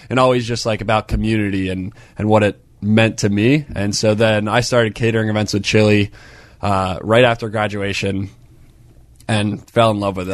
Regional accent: Northern Virginia, United States; now in Pittsburgh, United States; I'm from Northern Virginia

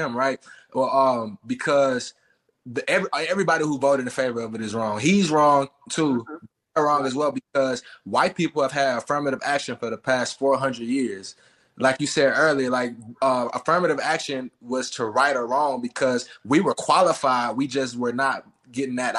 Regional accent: Texas, United States; We just in the country, like, I'm from Maynard, Texas.

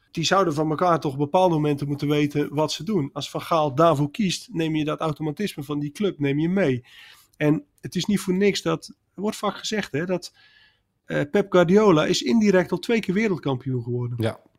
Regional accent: Netherlands; wij kijken er waarschijnlijk als Nederlanders vrij nuchter naar dat je denkt, ja joh, dan heb je zo'n mooie carrière gehad

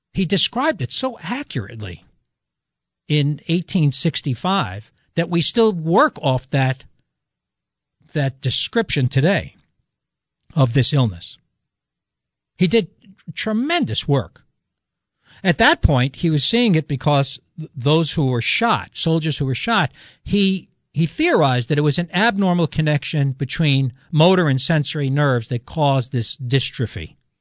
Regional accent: New York City, New York, United States; I'm an Italian from the Bronx

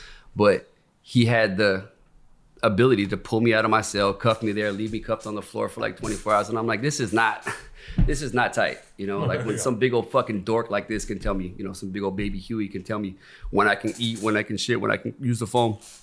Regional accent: Los Angeles, California, United States; being from Venice back then was the most important thing

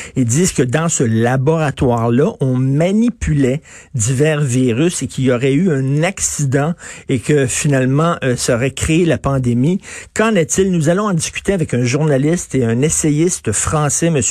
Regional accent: Canada

